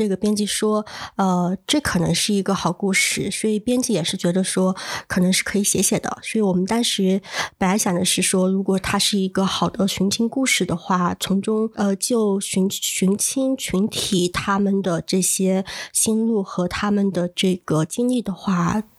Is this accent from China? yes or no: yes; Changle, Fujian, China; moved away as an adult; 我是来自福建长乐的一个非虚构写作者。